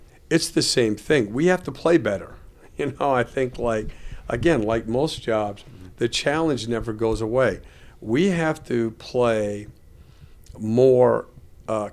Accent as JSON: {"language": "English", "region": "Vermont", "country": "United States", "tie": "born or raised there", "said": "I grew up in Vermont"}